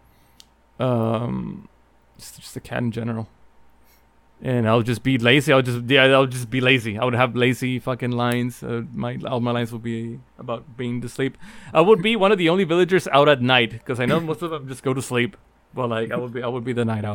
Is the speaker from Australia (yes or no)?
no; Mexico; moved away; me growing up in Mexico